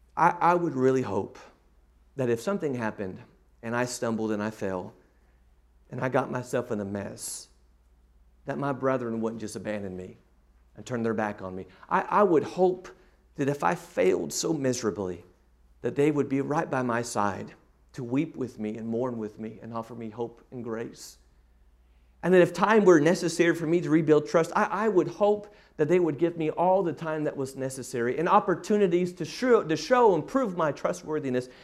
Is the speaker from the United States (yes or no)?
yes; Dallas, Texas, United States; my hometown in Dallas